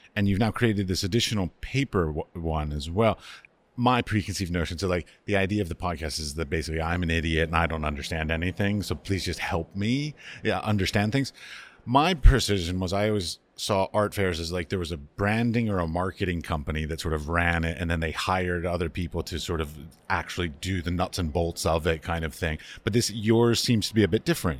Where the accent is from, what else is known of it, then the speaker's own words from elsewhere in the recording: United States; also born or lived in Middle East; now in Prague, Czech Republic; I'm an American. I've lived in the Middle East. I now live in Prague.